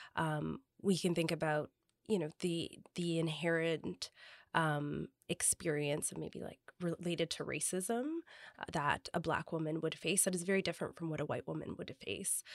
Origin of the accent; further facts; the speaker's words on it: Toronto, Ontario, Canada; also born or lived in Kingston, Ontario; I grew up in the West End, I grew up with Jane and Wilson, um, and lived there for the majority of my life